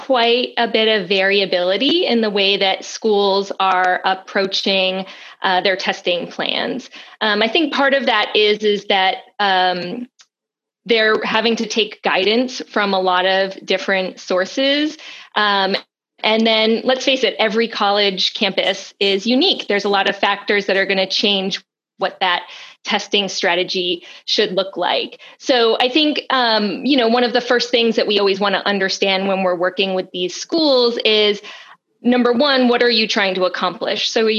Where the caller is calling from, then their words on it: Cumberland, Rhode Island, United States; I am joining you from Cumberland, Rhode Island.